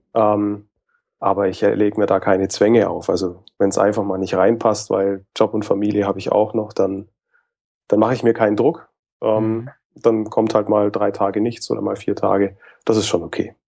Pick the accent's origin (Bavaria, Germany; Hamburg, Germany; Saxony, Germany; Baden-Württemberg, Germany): Bavaria, Germany; Nuremberg area, Franconia; bin eigentlich auch ein waschechter Franke, also komme tatsächlich auch aus dem Nürnberger Umfeld